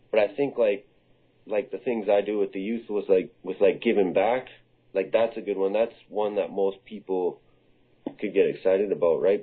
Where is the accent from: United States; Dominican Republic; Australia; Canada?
Canada; Comox Valley, British Columbia; I grew up in the Comox Valley. This is where I was born, and uh, I went to school here